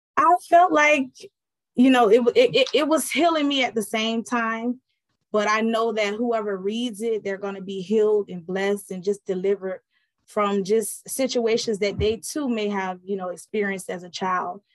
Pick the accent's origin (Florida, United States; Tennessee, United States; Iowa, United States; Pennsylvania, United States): Florida, United States; Miami; also born or lived in Fort Bragg, North Carolina; I was born actually in Fort Bragg, North Carolina, raised in Miami, Florida.